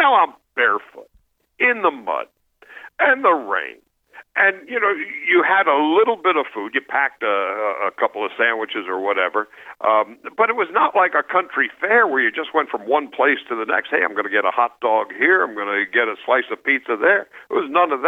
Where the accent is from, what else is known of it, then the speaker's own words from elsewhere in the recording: New York, United States; I grew up in New York